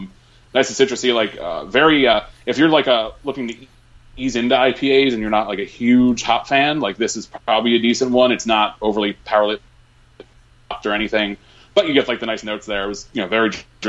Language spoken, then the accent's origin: English; towards Connecticut, United States; one of my favorite breweries from towards my hometown